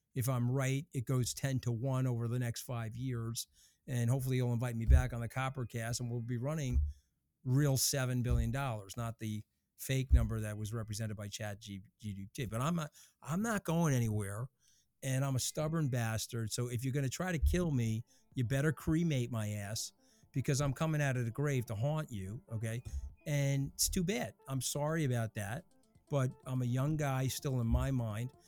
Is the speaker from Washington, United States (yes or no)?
no; New York, United States; I'm a New Yorker